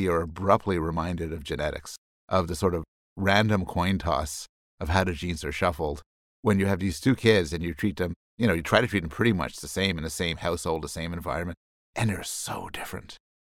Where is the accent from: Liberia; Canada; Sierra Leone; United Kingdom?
Canada; Montreal, Quebec; I was raised in Montreal